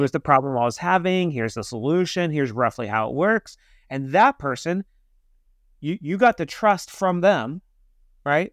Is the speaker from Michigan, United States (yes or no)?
no; Kansas, United States; I'm from Kansas